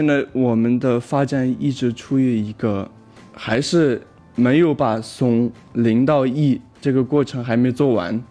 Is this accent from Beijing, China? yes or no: no; Aksu, Xinjiang, China; moved away; 我们老家阿克苏